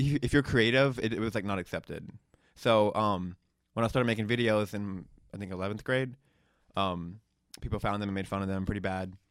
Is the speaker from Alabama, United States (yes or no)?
yes; Hoover, Alabama, United States; moved away as an adult; I grew up in Alabama